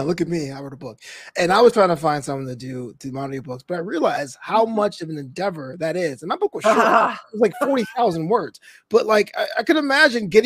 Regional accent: New York City, New York, United States; I'm from Brooklyn

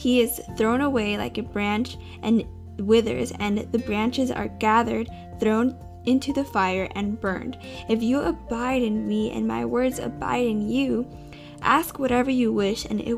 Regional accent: California, United States; I'm from California

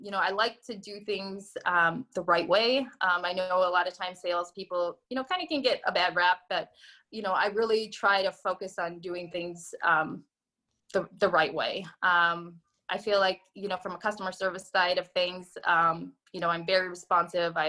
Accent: North Dakota, United States; moved away; I'm originally from North Dakota. And I moved here back in 2009

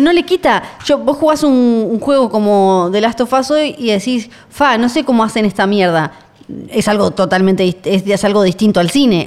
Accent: Argentina; somos Argentina

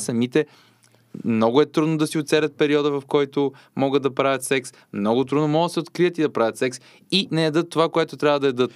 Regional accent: Popovo, Targovishte Province, Bulgaria; Аз съм родом от Попово

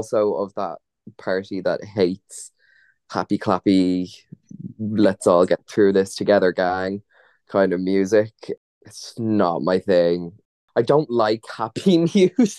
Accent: Ireland; I am from Ireland

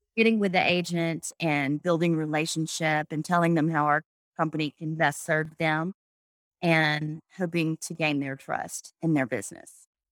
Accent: Anniston, Alabama, United States; moved away as an adult; also born or lived in Jacksonville, Alabama; now in Birmingham, United States; I'm from Anniston, Alabama, which is in between Birmingham and Atlanta

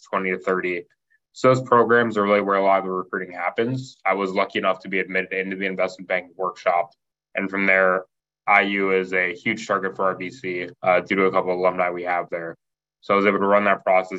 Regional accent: Kentucky, United States; moved away as an adult; also born or lived in Indiana; I grew up in Kentucky

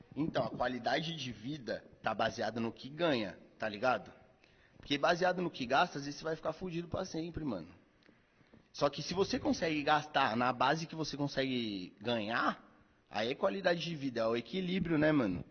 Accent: São Paulo, Brazil; lá na minha quebrada, lá onde eu venho, que eu cresci, boa parte da minha infância e adolescência, bagulho tem a curva da morte, tá ligado? Que era, é na zona leste ali de São Paulo.

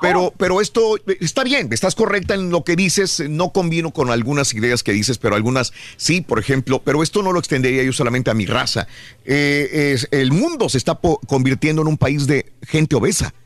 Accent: Mexico; now in United States; mis compatriotas mexicanos que estamos acá de este lado en Estados Unidos

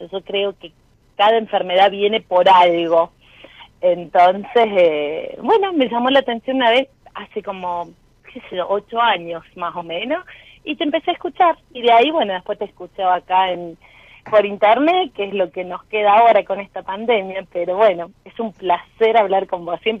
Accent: Villa Mercedes, San Luis, Argentina; De Villa Mercedes, de San Luis.

